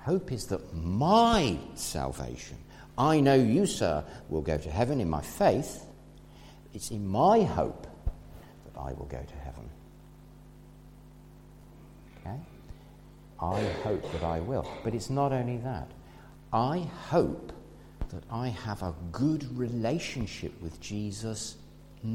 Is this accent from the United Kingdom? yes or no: yes; England, United Kingdom; we're English